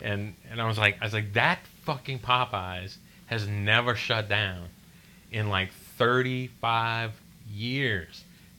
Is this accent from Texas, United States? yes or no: no; Harahan, Louisiana, United States; I grew up in Harahan, right?